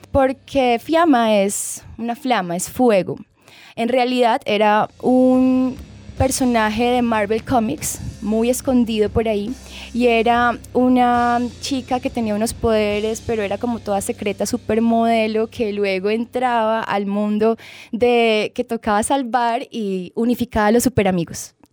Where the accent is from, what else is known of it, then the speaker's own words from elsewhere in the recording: Bogotá, Colombia; born there; Yo nací en Bogotá.